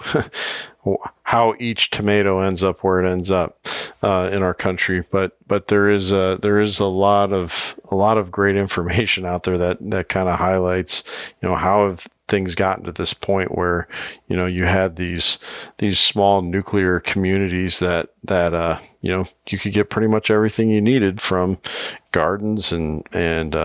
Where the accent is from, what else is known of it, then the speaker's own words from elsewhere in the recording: Iowa, United States; my home state, Iowa